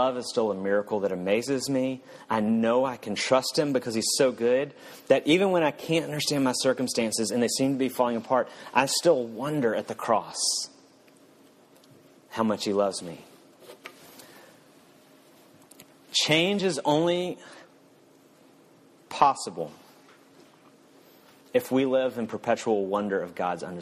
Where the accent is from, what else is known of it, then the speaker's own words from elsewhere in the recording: the South, United States; I'm from the South